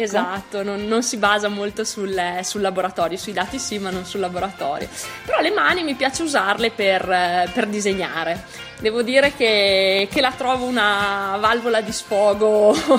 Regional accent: Pinzolo, Trentino-Alto Adige, Italy; moved away as an adult; also born or lived in Tione; now in Trento, Italy; vengo da Pinzolo, provincia di Trento

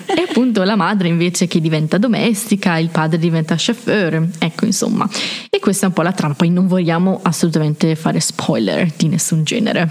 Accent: Brescia, Lombardy, Italy; moved away as an adult; now in Trento, Italy; come avete già potuto notare dal mio simpatico accento provengo da Brescia

